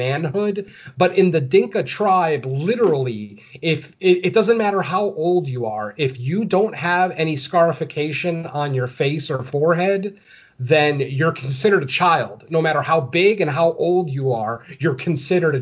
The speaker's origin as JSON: {"language": "English", "country": "United States", "said": "I'm American"}